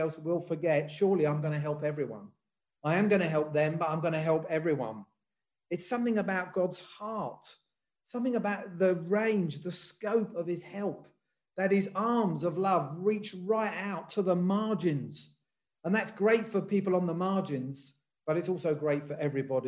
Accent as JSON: {"language": "English", "region": "England", "country": "United Kingdom", "tie": "born or raised there", "said": "I was born in England. I've lived in England all my life"}